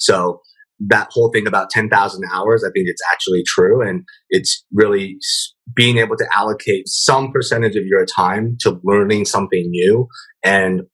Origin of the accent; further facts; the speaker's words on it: Omaha, Nebraska, United States; also born or lived in San Francisco Bay Area; now in San Francisco, United States; growing up in Omaha, Nebraska, coming to the Bay Area